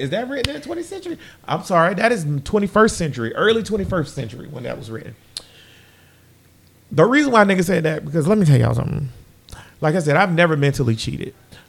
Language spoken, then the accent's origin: English; Texas, United States; Hey, I'm a Texan.